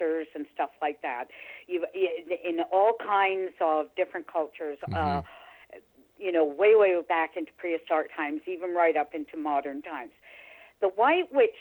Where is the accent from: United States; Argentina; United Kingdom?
United Kingdom; England; also born or lived in Niagara-on-the-Lake; now in Canada; I was born in England. I'm British